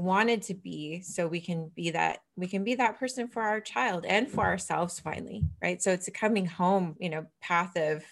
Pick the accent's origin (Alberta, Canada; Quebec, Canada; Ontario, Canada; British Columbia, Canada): British Columbia, Canada; Vancouver; I'm from Vancouver, BC